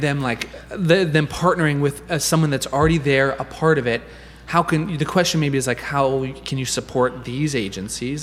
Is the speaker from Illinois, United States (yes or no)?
no; Nebraska, United States; I grew up in Nebraska